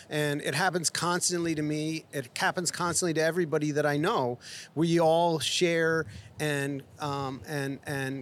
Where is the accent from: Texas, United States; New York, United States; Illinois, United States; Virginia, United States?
New York, United States; New York City; moved away as an adult; also born or lived in Boonton, New Jersey; now in Los Angeles, United States; growing up in New York City